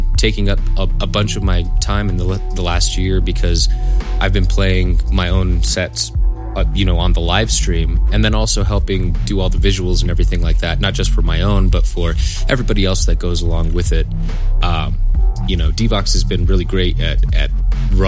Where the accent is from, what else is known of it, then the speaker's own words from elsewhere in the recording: Santa Fe, New Mexico, United States; also born or lived in Albuquerque, New Mexico; I grew up here in the Santa Fe area, and I'm actually back in Santa Fe right now